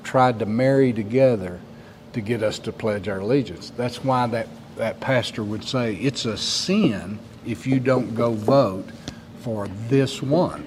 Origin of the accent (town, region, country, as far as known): United States